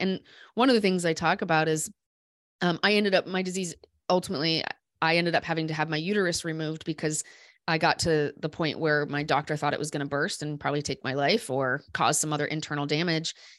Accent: Des Moines, Iowa, United States; I grew up in Des Moines.

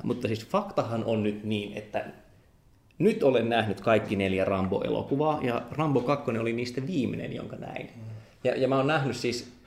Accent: Joensuu, North Karelia, Finland; mä oon kasvanut Joensuussa

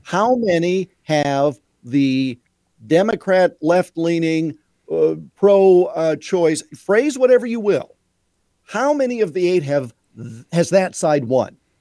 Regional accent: Iowa, United States; my home state of Iowa

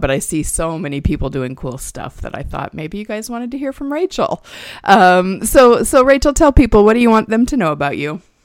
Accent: Nebraska, United States; now in Indiana, United States; I grew up in Nebraska

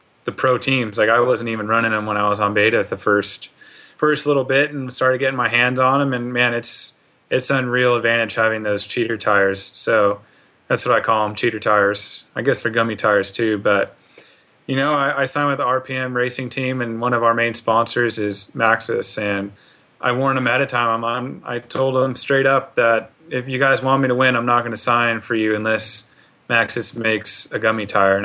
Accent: Silicon Valley, California, United States; I'm from the Silicon Valley

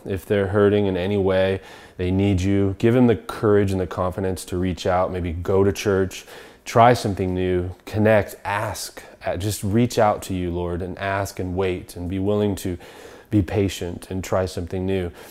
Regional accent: Seattle, Washington, United States; where I grew up in Washington, and we lived on two and a half acres

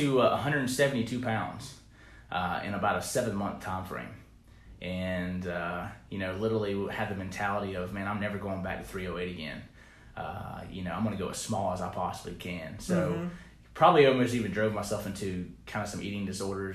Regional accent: Pickens, South Carolina, United States; now in Charleston, United States; I'm from Pickens

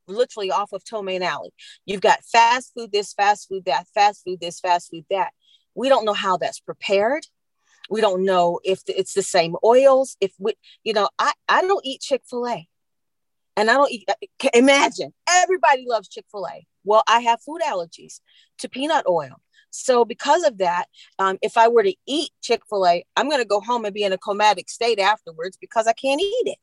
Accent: London, United Kingdom; now in Virginia, United States; I grew up in London

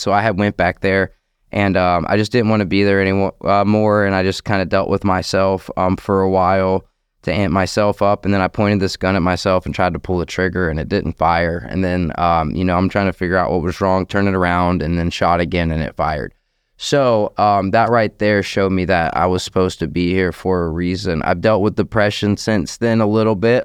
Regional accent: Orange Park, Florida, United States; I'm from Orange Park, Florida. Clay County, born and raised my whole life.

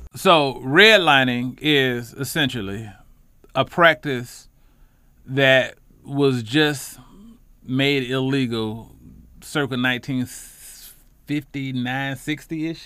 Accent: Charlotte, North Carolina, United States; I'm a lifelong Charlotte resident, Charlotte native from the West Side

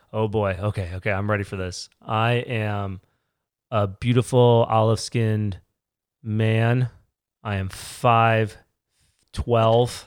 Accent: Virginia, United States; moved away as an adult; also born or lived in Connecticut / Raleigh, North Carolina; now in New York, United States; I was born in Connecticut. I moved to Virginia when I was eight, lived there most of my life, went to college there

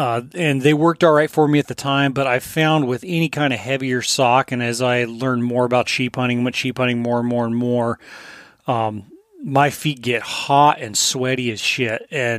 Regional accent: Colorado, United States; I grew up in Southern Colorado. We didn't have much money, but Cabela's was like the one store.

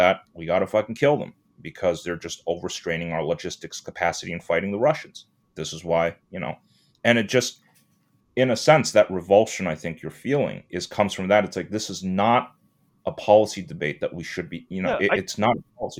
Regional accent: Canada; moved away as an adult; now in New York, United States; I grew up in Canada

